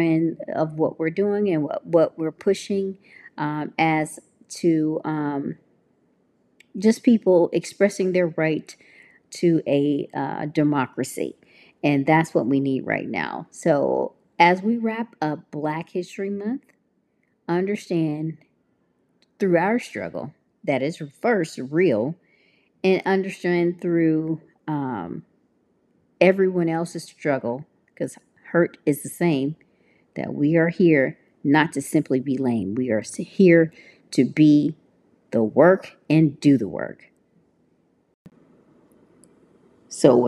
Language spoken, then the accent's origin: English; Tennessee, United States; now in California, United States; I'm from Tennessee. I'm very happy to be living here in California